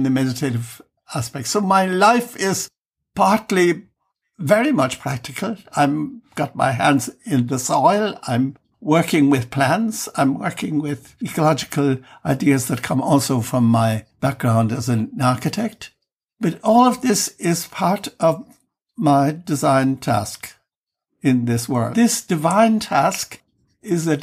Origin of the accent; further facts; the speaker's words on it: Ireland; now in Germany; living outside Ireland for years and years. I've mostly lived my life in Germany and inclined to forget that I'm Irish